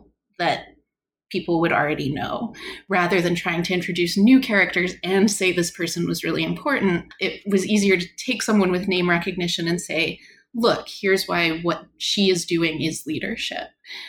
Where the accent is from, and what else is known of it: Canada